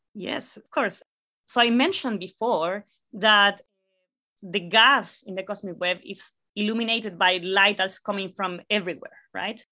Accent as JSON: {"language": "English", "town": "La Serena", "region": "Coquimbo", "country": "Chile", "tie": "born or raised there", "second_language": "English", "moved": "yes", "said": "I am originally from Chile. I'm actually from a relatively small city called La Serena"}